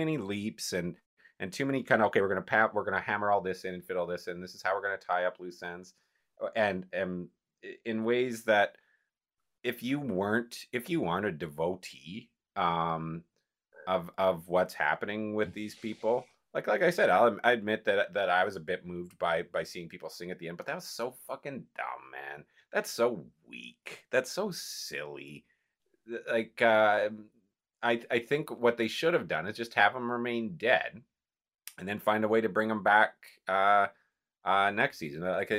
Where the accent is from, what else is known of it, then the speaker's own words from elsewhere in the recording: Calgary, Alberta, Canada; I grew up with one. I grew up with one in Calgary and stuff.